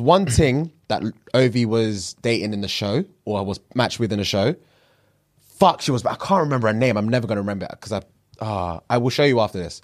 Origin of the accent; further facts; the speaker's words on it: Nigeria; I'm Nigerian